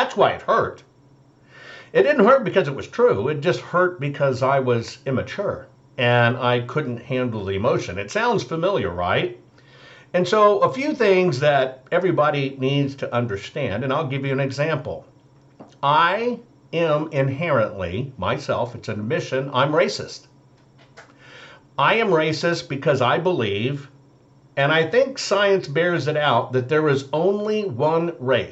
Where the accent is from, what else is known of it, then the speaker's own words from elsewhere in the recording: Arkansas, United States; growing up in Arkansas and being in my grandmother's house